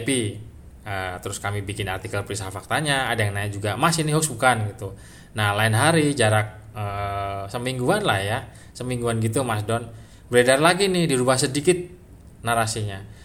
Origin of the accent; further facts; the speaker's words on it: Java, Indonesia; Kalau bahasa Jawanya kata kata etak gitulah ya karena saya Jawa ya.